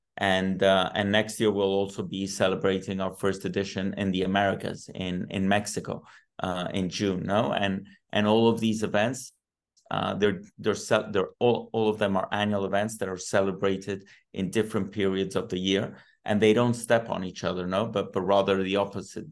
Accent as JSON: {"language": "English", "town": "Rome", "region": "Lazio", "country": "Italy", "tie": "born or raised there", "moved": "yes", "lives_now": "Madrid, Spain", "said": "I was born in Rome"}